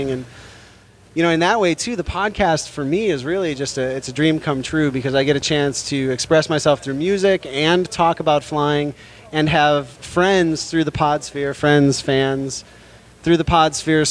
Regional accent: Chicago, Illinois, United States; now in San Francisco, United States; I'm from Chicago

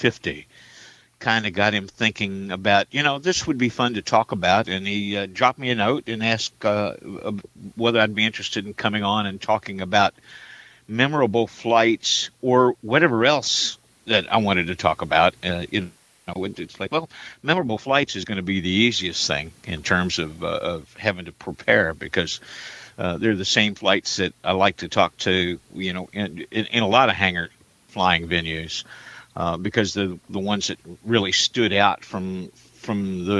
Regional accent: Jeffersonville, Indiana, United States; moved away; my hometown in Jeffersonville, Indiana

